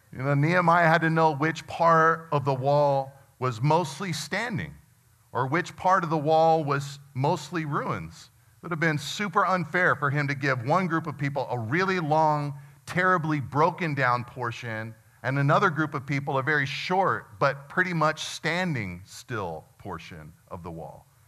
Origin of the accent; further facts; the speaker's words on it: United States; as American Christians